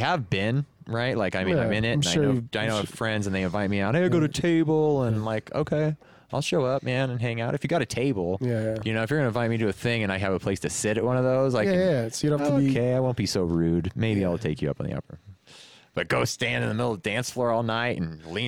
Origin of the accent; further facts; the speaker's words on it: Stockton, California, United States; moved away; I grew up in Stockton.